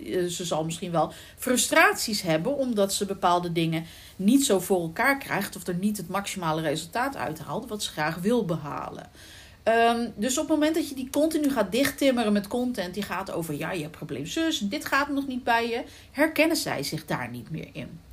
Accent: The Hague, South Holland, Netherlands; accent: Haags; ik ben van geboorte, ben ik Hagenezen

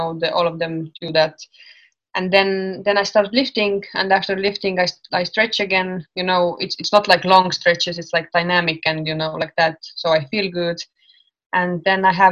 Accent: Estonia; I'm from Estonia

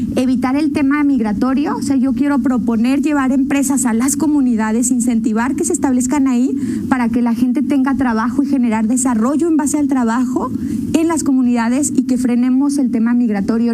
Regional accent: León, Guanajuato, Mexico; yo como leonesa

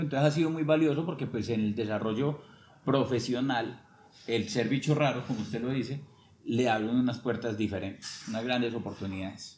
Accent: Sevilla, Valle del Cauca, Colombia; now in Armenia, Colombia; yo soy de Sevilla, yo digo, pues, digo que soy de Sevilla Quindío

